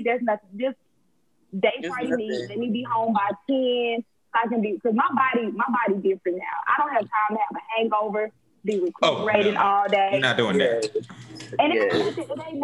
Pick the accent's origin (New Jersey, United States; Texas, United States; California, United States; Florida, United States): Texas, United States; Houston; moved away as an adult; now in Atlanta, United States; I'm born and raised in Houston